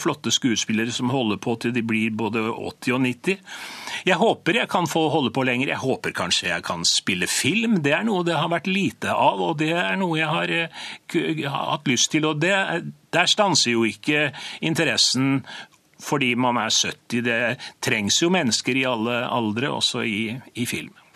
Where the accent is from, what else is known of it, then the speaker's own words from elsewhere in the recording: Byneset, Trøndelag, Norway; oppveksten på Byneset, i et trygt og fint og godt miljø